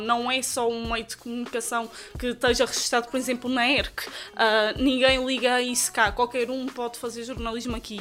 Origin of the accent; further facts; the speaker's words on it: Praia da Vitória, Azores, Portugal; nasci no Conselho da Praia da Vitória, mais concretamente na freguesia da Vila Nova, ali a terra do Espírito Santo, como se costuma dizer, e por isso mesmo acho que sempre fui muito influenciada pelas tradições da terra.